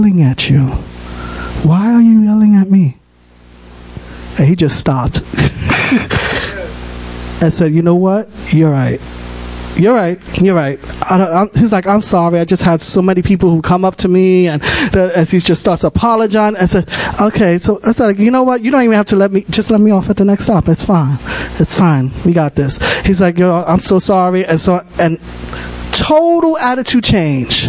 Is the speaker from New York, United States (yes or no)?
yes; New York City, New York, United States; I'm from the Bronx. I'm born and raised.